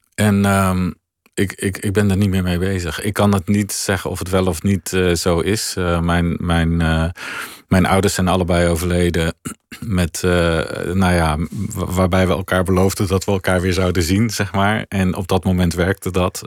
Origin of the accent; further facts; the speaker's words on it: Veluwe, Gelderland, Netherlands; wij woonden in mijn jonge jaren op de Veluwe